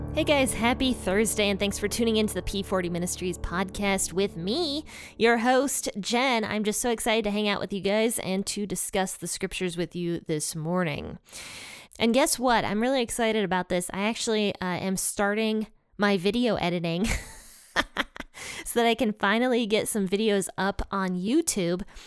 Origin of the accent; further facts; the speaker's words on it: Ohio, United States; my home state, Ohio